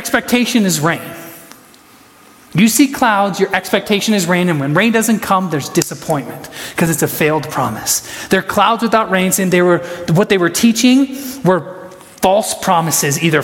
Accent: Huron, South Dakota, United States; I was from Huron.

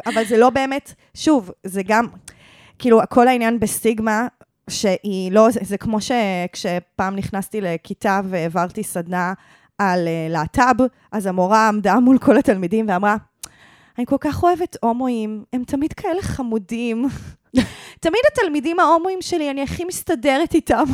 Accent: Givatayim, Tel Aviv District, Israel; שגדלתי בגבעתיים

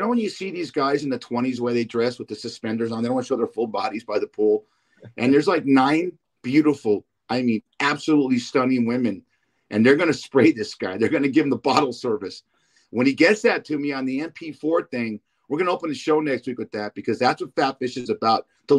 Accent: Los Angeles, California, United States; born or raised there

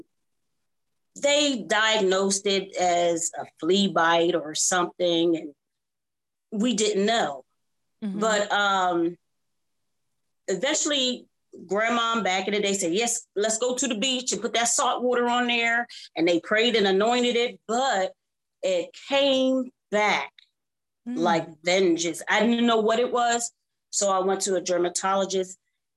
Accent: Lancaster, Pennsylvania, United States; moved away as an adult; now in Greensboro, United States; I'm from Pennsylvania, Lancaster, Pennsylvania

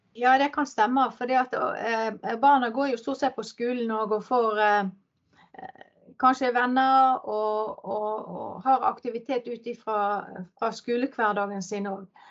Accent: Ålvik, Vestland, Norway; also born or lived in Peru; Jeg er oppvokst inn i Ålvik, ei mm. industribygd

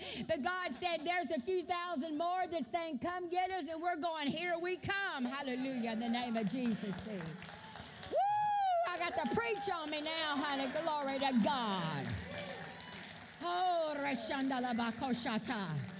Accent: Louisiana, United States; I'm Cajun. I go, whoa, whoa. I talk with all this stuff.

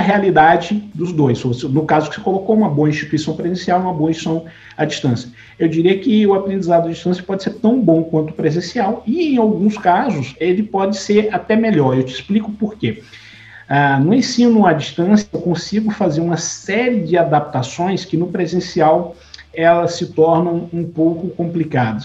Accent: São João dos Patos, Maranhão, Brazil; minha cidade natal, em São João dos Patos

